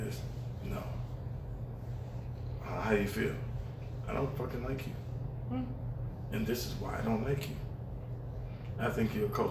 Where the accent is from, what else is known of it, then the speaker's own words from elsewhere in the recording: Decatur, Georgia, United States; I'm from Decatur, Georgia.